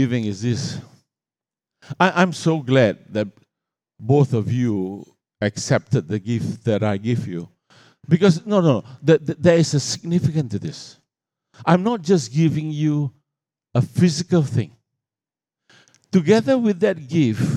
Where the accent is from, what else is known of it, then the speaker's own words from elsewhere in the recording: Australia; I come from Australia